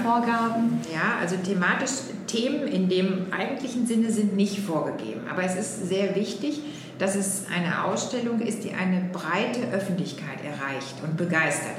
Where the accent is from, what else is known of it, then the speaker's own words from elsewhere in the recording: Oberhausen, North Rhine-Westphalia, Germany; Also ich komme aus Oberhausen, ja. tatsächlich, ne, da komme ich her.